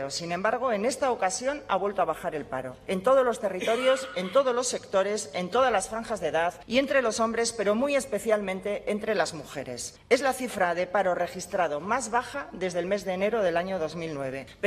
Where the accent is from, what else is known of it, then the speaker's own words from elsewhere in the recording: Venezuela; retorno mañana a Bilbao y el domingo retorno a Venezuela, que es mi país de origen